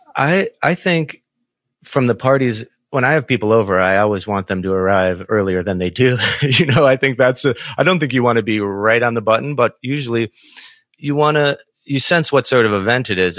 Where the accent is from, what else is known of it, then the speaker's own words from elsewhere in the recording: Saint Paul, Minnesota, United States; I'm from Saint Paul as well